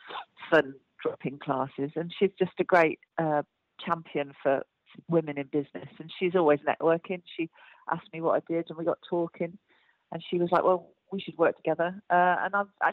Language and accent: English; United Kingdom; I'm from Midlands